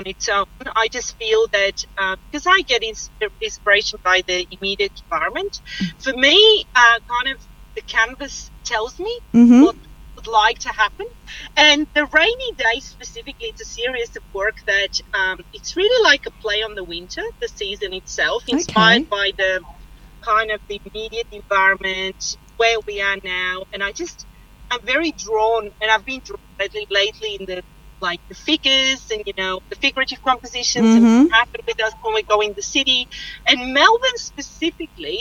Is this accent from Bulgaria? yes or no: yes; Bulgaria; moved away; I was mentored by a renowned artist in my country because I'm originally from Bulgaria